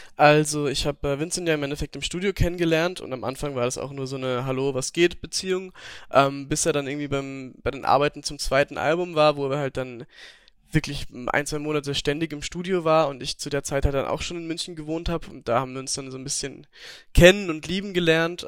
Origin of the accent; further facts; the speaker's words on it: Upper Austria, Austria; moved away; Ich komme ja aus, Ober also aus Österreich, aus Oberösterreich